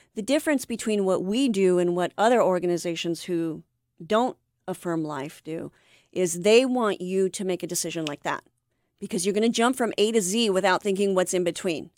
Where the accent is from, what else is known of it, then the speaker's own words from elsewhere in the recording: Anaheim, California, United States; also born or lived in Vista, California; I was raised in Orange County. I'm an Anaheim girl